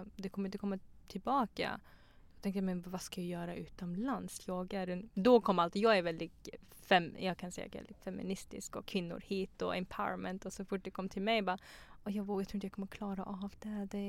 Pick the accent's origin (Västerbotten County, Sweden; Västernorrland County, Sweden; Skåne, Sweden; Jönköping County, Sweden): Jönköping County, Sweden; Tranås; moved away as an adult; also born or lived in Pakistan / Afghanistan; now in Stockholm, Sweden